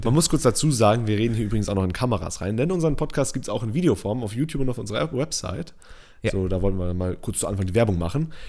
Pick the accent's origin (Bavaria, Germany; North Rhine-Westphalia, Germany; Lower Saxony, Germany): Lower Saxony, Germany; Northern Germany /; Ich komme aus Norddeutschland